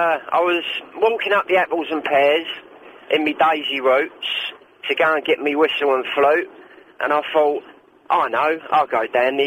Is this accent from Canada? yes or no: no; London, United Kingdom; accent: Cockney; Yeah, genuine Cockney.